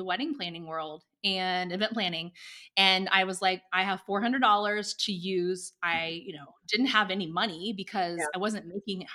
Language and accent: English; Indiana, United States; moved away as an adult; also born or lived in Oklahoma City; I'm from Indiana originally